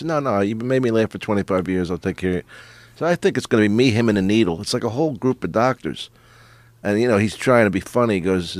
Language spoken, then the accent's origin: English; Philadelphia, Pennsylvania, United States; I'm from Philly